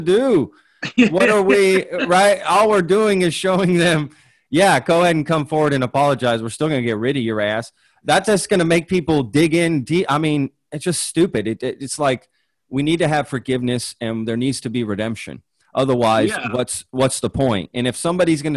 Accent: Dallas, Texas, United States; also born or lived in Europe / Spain; I grew up in the Dallas area

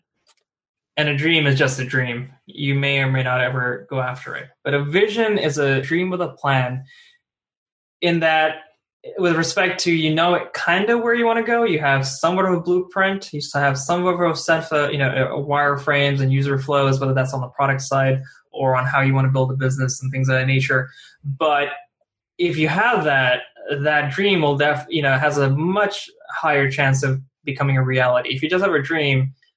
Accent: New Jersey, New York metropolitan area, United States; we're all from the New Jersey, New York area

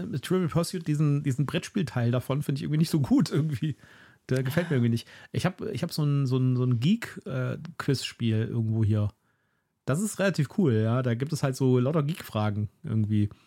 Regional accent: Germany; als Deutscher irgendwie ein bisschen aufgeschmissen

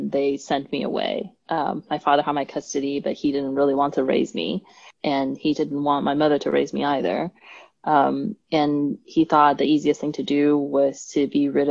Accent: Taiwan; moved away; also born or lived in Los Angeles, United States; I've spent, you know, 11 years of schooling there and I don't speak Taiwanese

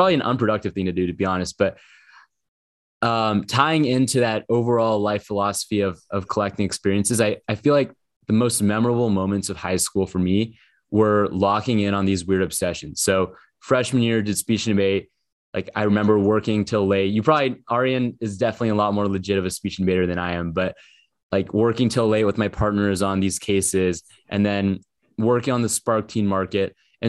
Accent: Portland, Oregon, United States; I'm from Portland, Oregon.

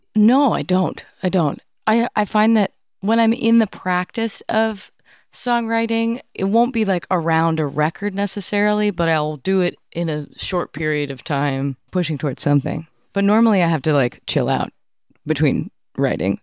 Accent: Cambridge, Massachusetts, United States; I grew up in Cambridge, Massachusetts

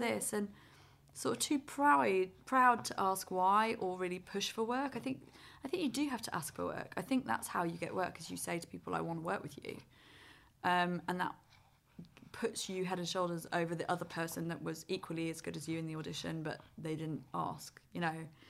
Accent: United Kingdom; we're the same age and we're British

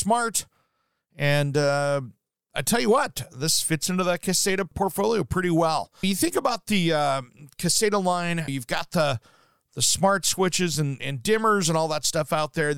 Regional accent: Portland, Oregon, United States; my hometown here in Portland

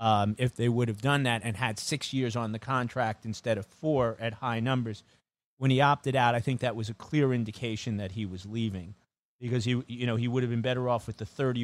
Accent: Brooklyn, New York, United States; born there; I was born in Brooklyn.

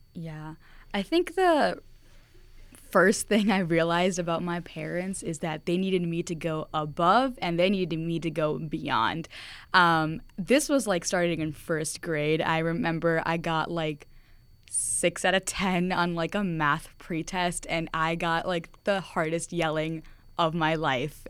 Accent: United States; having immigrant parents here at the States

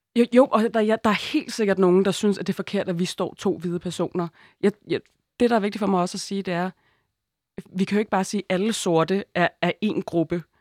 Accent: Denmark; jeg er født i Danmark og er hvid

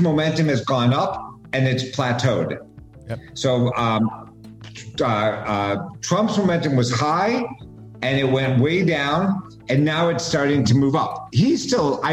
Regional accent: United States

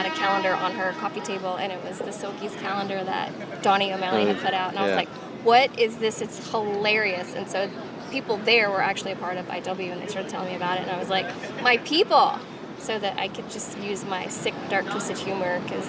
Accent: Charlotte, North Carolina, United States; Charlotte, North Carolina.

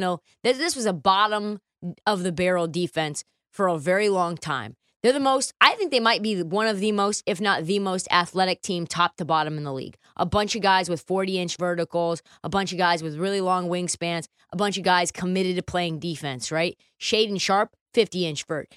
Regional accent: Portland, Oregon, United States; my hometown. Portland, Oregon

